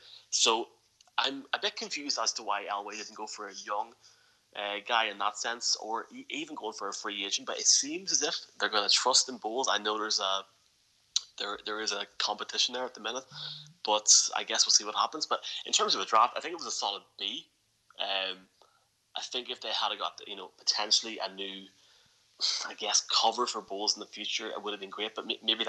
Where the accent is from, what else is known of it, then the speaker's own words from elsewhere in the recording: Ireland; I was indeed, yes.